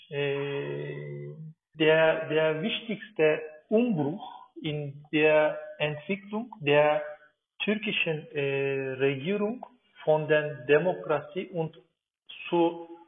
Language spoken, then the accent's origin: German; Turkey; German is a second language; moved away as an adult; now in Berlin, Germany; bin 38 Jahre alt. Ich komme aus der Türkei und bin in der Türkei geboren und aufgewachsen. Äh, und seit circa vier Jahren lebe ich in Deutschland, in Berlin. Ja, aber jetzt bin ich ein Berliner.